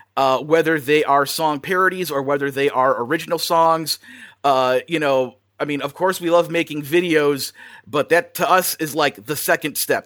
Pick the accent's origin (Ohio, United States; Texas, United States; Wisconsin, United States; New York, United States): Wisconsin, United States; moved away as an adult; now in Burbank, United States; I'm originally from Wisconsin, uh, spent most of my life out in the Midwest